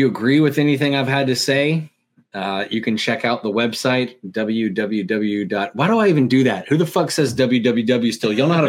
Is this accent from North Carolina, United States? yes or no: yes; near Greensboro, central North Carolina, United States; I'm just like 20 minutes outside of Greensboro.